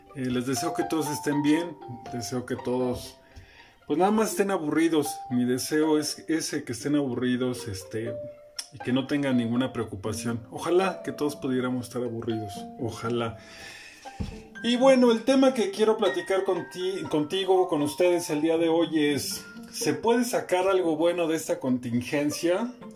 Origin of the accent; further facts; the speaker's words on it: Mexico; como mexicano